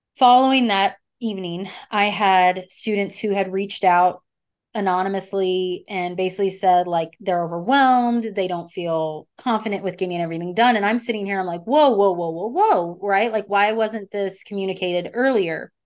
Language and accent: English; Texas, United States; I'm from Texas